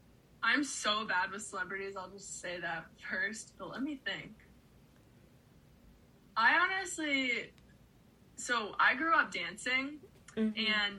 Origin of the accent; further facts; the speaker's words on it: United States; I grew up on Lake Erie, so I've always loved, my family had a boat growing up, so I've always loved being on the water.